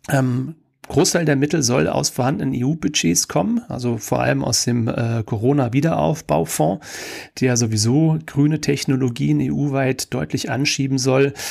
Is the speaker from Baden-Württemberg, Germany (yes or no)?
no; Kaiserslautern, Rhineland-Palatinate, Germany; unter anderem in meiner Heimatstadt Kaiserslautern